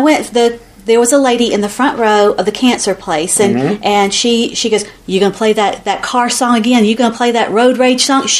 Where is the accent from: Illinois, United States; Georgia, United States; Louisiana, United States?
Georgia, United States; accent: southern; I know. Listen to my twang. I've got the longest southern accent.